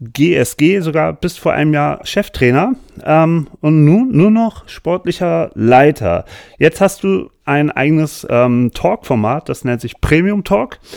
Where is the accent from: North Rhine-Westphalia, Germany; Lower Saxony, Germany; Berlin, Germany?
Berlin, Germany; was mich natürlich als Berliner Vegetarier nur so halb freut, aber irgendwie ist der Bezug zu Berlin doch schön.